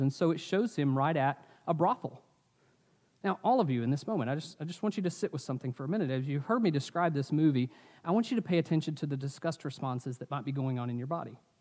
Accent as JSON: {"language": "English", "town": "Asheville", "region": "North Carolina", "country": "United States", "tie": "born or raised there", "said": "I grew up in Asheville"}